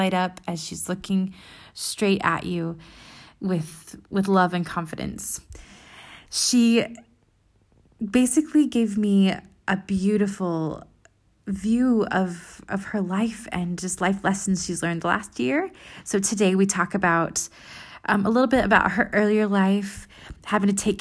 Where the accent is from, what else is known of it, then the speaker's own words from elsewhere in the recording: United States; now in Europe; I'm an American living in Europe